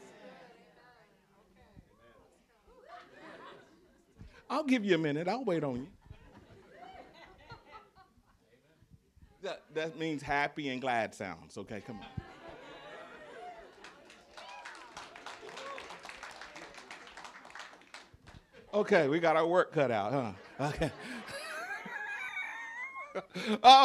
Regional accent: the South, United States; accent: Southern; I'm a Southerner. So I say words different from you do.

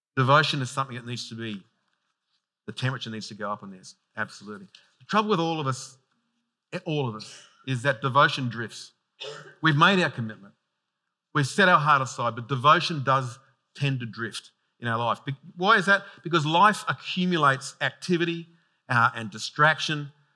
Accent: Sydney, New South Wales, Australia; I'm from out that way.

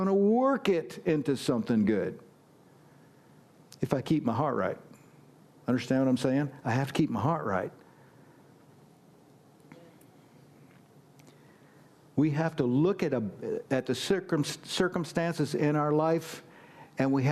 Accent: United States; I'm an American

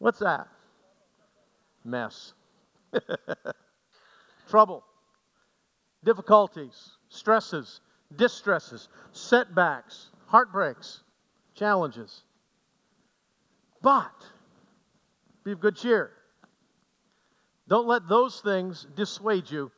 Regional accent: Aroostook County, Maine, United States; I grew up in Aroostook County

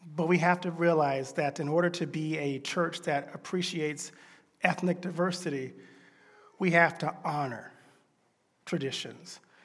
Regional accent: Deep South, United States; I grew up in the Deep South.

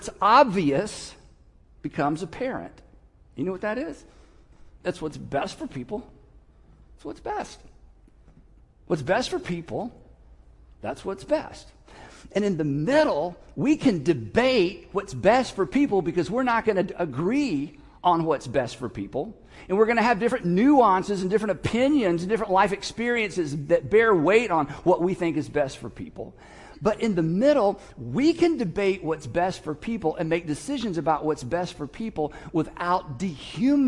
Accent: United States; as an American

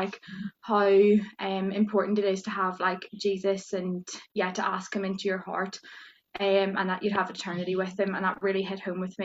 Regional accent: Fermanagh, Northern Ireland, United Kingdom; now in Liverpool, United Kingdom; I'm from Fermanagh, which is in Northern Ireland.

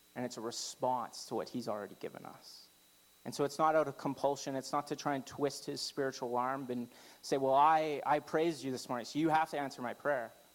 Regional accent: Canada; I'm very Canadian

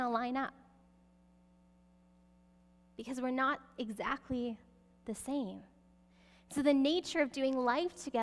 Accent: Canada; we're Canadian

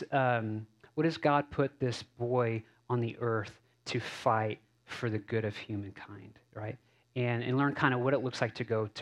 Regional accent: Cape Cod and the Boston, New Bedford, Hyannis area, Massachusetts, United States; moved away; also born or lived in Texas; I grew up in Cape Cod and the Boston, New Bedford, Hyannis area

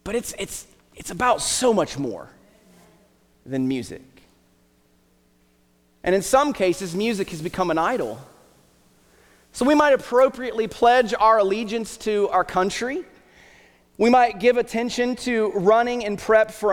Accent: Southern Ohio, United States; moved away; also born or lived in Hillsboro, Ohio; I grew up in Southern Ohio

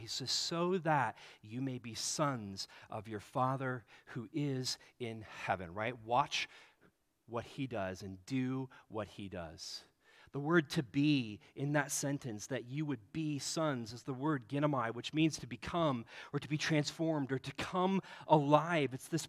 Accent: Nebraska, United States; Growing up in Nebraska, the team that I mean, growing up, like, the older years in Nebraska was against Oklahoma, but when it was my age, it was Nebraska versus Colorado.

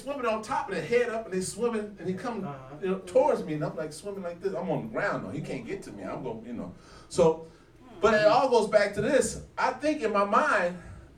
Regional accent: California, United States; also born or lived in Mecklenburg County, North Carolina; now in Charlotte, United States; I grew up in California, lived on the next to the beach

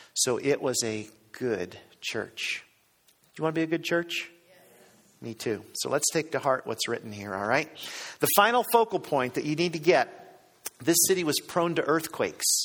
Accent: Cleveland, Ohio, United States; I grew up in Cleveland, Ohio, and uh, as a kid in Cleveland

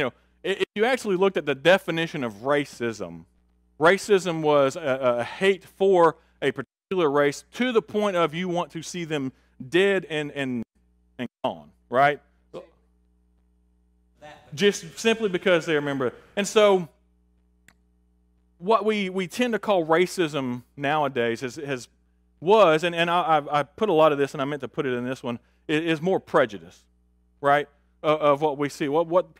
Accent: Augusta, Georgia, United States; I talked about my personal experience last week of growing up in Augusta on the street that we grew up on.

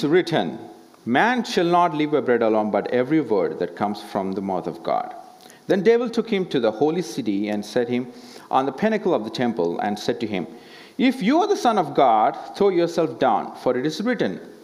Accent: India; as an Indian

